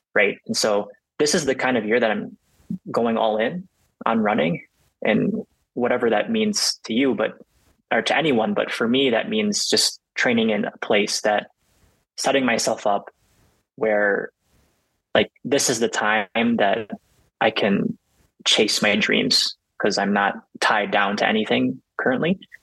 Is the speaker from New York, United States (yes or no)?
no; Illinois, United States; moved away as an adult; most of my family is based in um, Illinois. So like, this was the first time for me to like move away from home